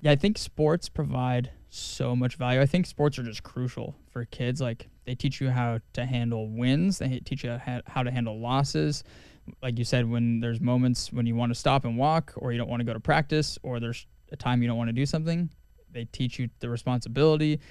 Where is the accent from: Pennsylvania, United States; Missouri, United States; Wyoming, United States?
Wyoming, United States; growing up in Wyoming